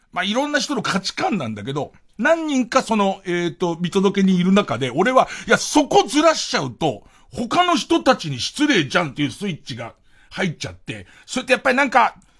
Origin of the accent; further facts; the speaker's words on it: Arakawa, Tokyo, Japan; 俺の生まれ育った東京荒川区